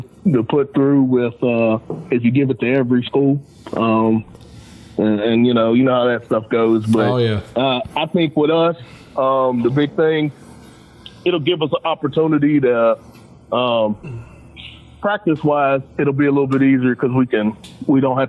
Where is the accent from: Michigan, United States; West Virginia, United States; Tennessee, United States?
West Virginia, United States; Charleston; growing up on the West Side.